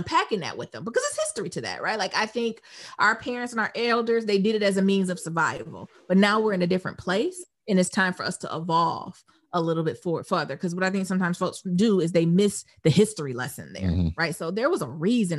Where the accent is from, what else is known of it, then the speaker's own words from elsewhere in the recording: Detroit, Michigan, United States; growing up in Detroit